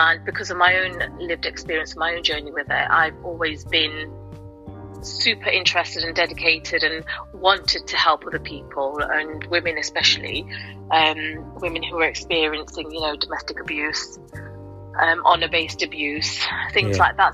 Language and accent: English; Nottingham, East Midlands, United Kingdom; I was a girl from Nottingham, born and bred from the community